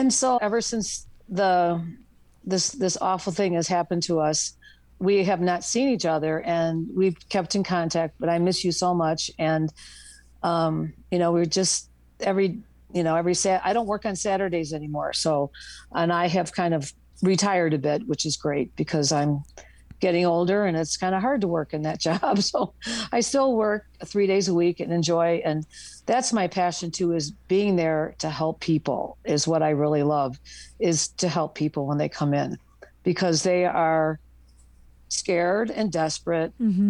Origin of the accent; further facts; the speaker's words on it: Boulder, Colorado, United States; I'm from Boulder, Colorado.